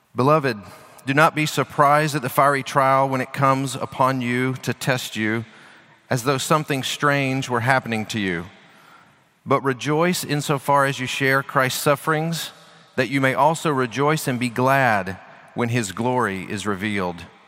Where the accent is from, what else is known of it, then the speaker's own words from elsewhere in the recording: United States; I'm an American